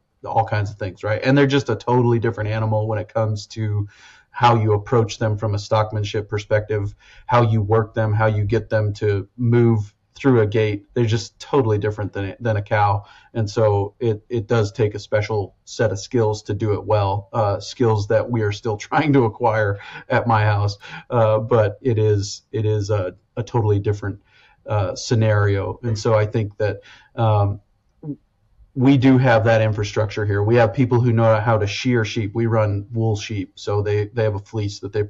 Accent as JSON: {"language": "English", "region": "Western South Dakota", "country": "United States", "tie": "born or raised there", "said": "I grew up in Western South Dakota, 15 inches of rain a year."}